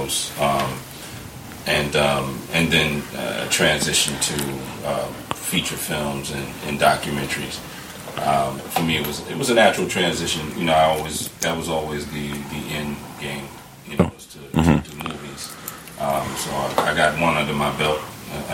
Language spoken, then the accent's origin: English; New York, United States; I'm originally from New York